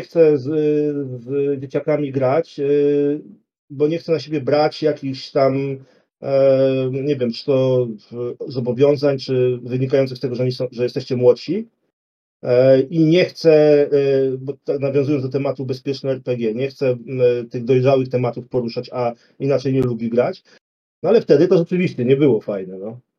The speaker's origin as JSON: {"language": "Polish", "town": "Warsaw", "region": "Masovian Voivodeship", "country": "Poland", "said": "u nas w Warszawie"}